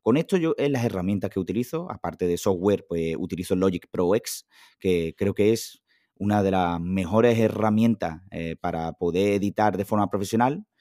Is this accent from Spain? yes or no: yes; Huelva, Andalusia, Spain; nací un 7 de septiembre de 1993 en Huelva